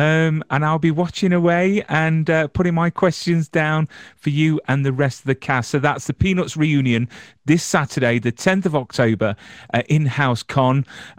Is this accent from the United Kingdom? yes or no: yes; England, United Kingdom; I'm English.